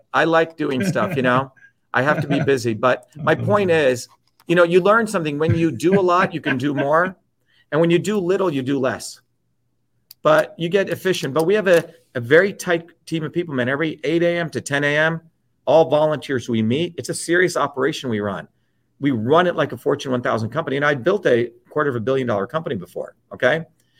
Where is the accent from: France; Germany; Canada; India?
India; But see, I grew up in India where when I was a child, 4 years old, I went to get a little glass of water from who I thought my friend was.